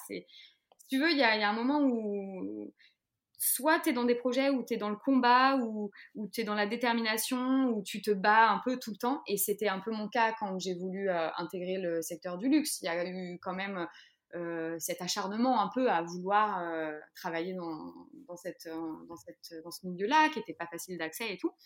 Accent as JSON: {"language": "French", "town": "Les Sables-d'Olonne", "region": "Pays de la Loire", "country": "France", "also_born_or_lived": "Paris", "moved": "as an adult", "said": "j'ai quitté Paris, je suis revenue aux sources, donc au Sable d'Olonne"}